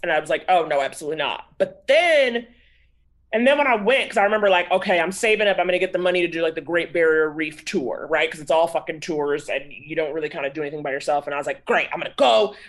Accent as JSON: {"language": "English", "town": "Harlem", "region": "New York", "country": "United States", "tie": "born or raised there"}